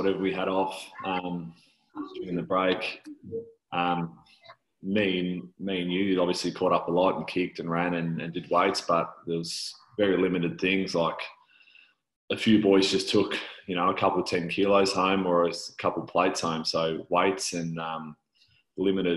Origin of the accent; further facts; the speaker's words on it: Tasmania, Australia; we are both from Tassie